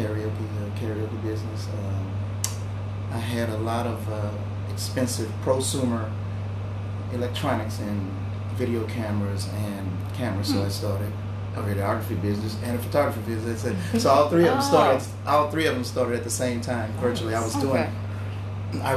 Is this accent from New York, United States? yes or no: no; Houston, Texas, United States; now in Atlanta, United States; I'm originally from Houston, Texas. Been living here in Atlanta since 1985.